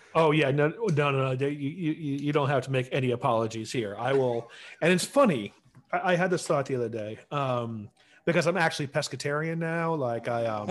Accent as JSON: {"language": "English", "region": "Central New York", "country": "United States", "said": "I'm from Central New York"}